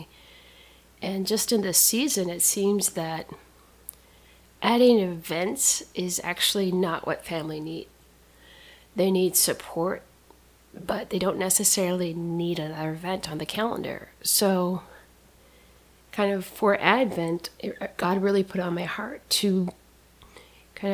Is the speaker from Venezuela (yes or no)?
no; Saskatchewan, Canada; moved away as an adult; also born or lived in New Hampshire; I grew up with missionary parents. I grew up on and around an Indian reservation in experienced life in the wild of Canada